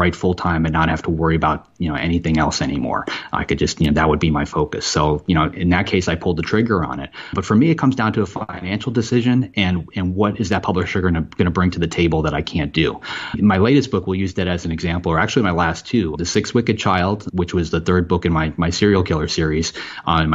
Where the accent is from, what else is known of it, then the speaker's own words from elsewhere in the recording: Florida, United States; moved away as an adult; now in New Hampshire, United States; I was from Florida